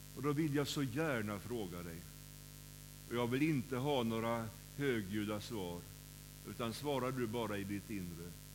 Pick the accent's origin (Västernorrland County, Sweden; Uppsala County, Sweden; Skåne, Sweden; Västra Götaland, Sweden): Västra Götaland, Sweden; Kållered; När jag var, när jag var barn så var jag med i scouterna i SMU, som det hette då, i Kållered, där jag kommer ifrån.